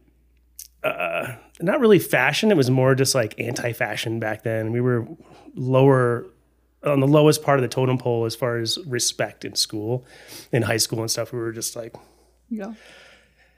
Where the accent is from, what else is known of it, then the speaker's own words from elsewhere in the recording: Texas, United States; now in Colorado, United States; I grew up in Texas